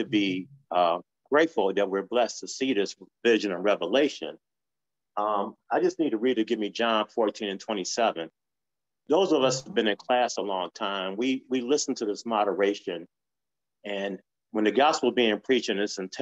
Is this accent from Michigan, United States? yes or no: yes; Detroit, Michigan, United States; I grew up in Detroit